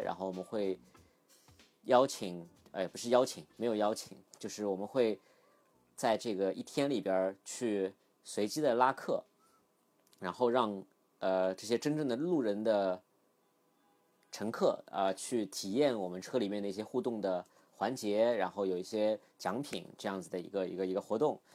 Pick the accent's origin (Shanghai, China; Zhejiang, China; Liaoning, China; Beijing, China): Shanghai, China; Shikumen; 因为自己小时候也是在石库门长大 然后拆迁之后搬出来的